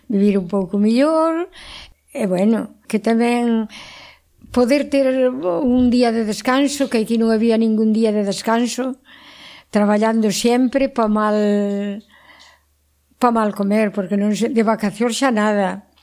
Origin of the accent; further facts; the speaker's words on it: Nogueira de Miño, Galicia, Spain; now in Pincelo, Spain; eu son de Nogueira.